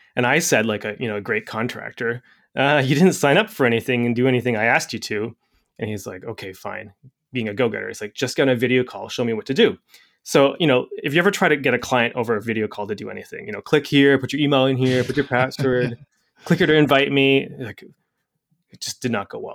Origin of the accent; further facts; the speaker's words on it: Canada; I'm Canadian